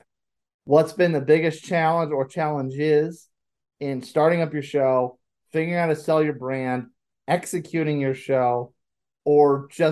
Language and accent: English; Northeast, United States; now in South Carolina, United States; I'm from the Northeast